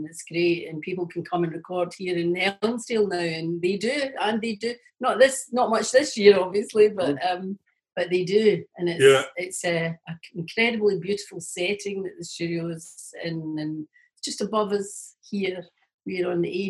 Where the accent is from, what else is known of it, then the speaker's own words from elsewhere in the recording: Lanarkshire, Scotland, United Kingdom; I'm from Lanarkshire